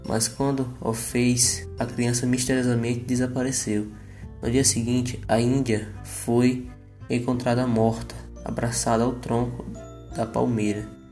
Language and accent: Portuguese; Pará, Brazil; moved away; lá do Pará, é da minha terra